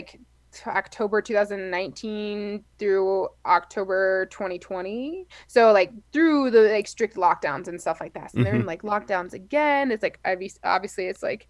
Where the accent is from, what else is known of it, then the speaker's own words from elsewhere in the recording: Colorado, United States; I'm from Colorado